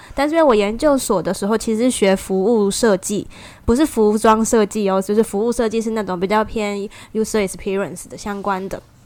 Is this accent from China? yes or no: no; Taiwan; moved away; 我来自台湾